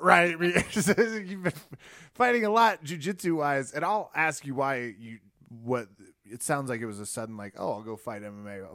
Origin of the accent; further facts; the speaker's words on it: Kansas, United States; I'm from the great state of Kansas